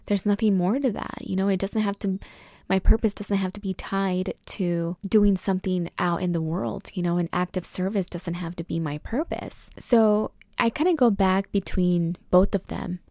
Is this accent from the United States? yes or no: yes; Oxnard, California, United States; now in Los Angeles, United States; I grew up in Oxnard, California, Camarillo area